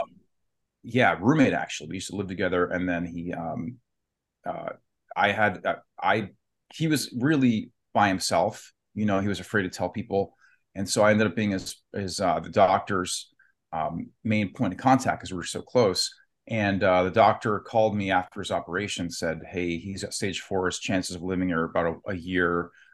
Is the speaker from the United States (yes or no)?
yes; Warren, Ohio, United States; I'm from Youngstown, near Youngstown, Ohio, Warren, Ohio